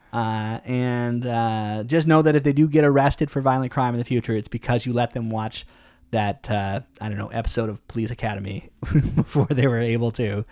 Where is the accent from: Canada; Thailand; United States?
Canada; we're very Canadian